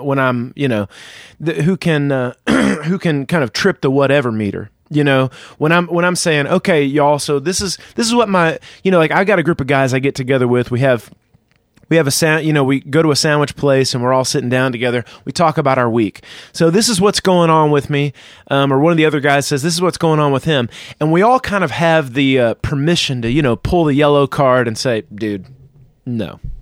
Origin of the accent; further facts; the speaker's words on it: the South, United States; I was raised in the South